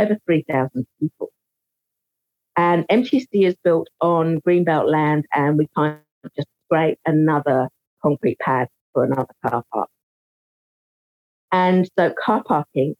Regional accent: England, United Kingdom; moved away as an adult; now in New Zealand; So I was born in England. I came out to New Zealand on a family holiday in 1989. I thought, I'll stay for 6 months. Became 6 years, became 16 years, became 26 years.

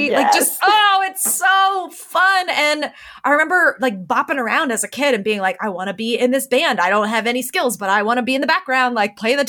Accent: Kent, Ohio, United States; I grew up in Kent, Ohio

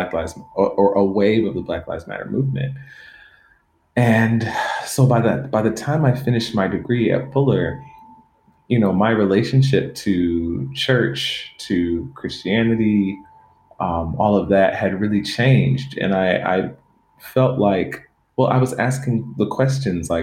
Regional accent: Stone Mountain, Georgia, United States; now in Los Angeles, United States; I grew up in Stone Mountain, Georgia, the metro Atlanta area

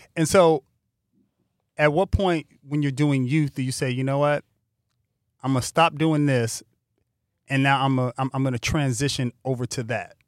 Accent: Pasadena, California, United States; now in Los Angeles, United States; when I was growing up in Altadena, Pasadena

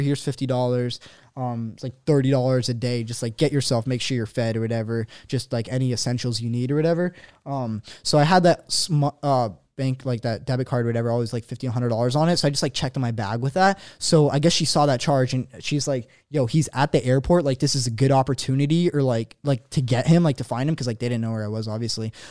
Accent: San Diego, California, United States; I'm from San Diego

